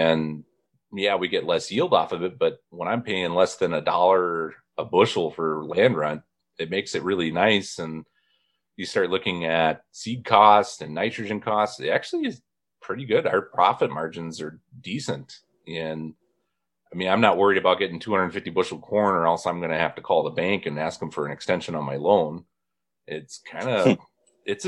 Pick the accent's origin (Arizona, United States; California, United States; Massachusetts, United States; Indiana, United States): Indiana, United States; Kankakee Marsh, northwest; I grew up where the northwest corner of Indiana is all peat ground, and it wasn't farmed until they basically drained the Kankakee Marsh